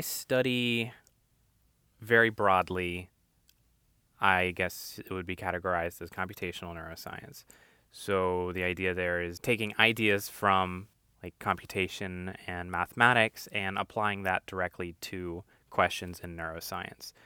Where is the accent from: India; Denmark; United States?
United States; North Carolina; moved away; also born or lived in Maryland; from North Carolina, was born in South Carolina, but raised in North Carolina most of my life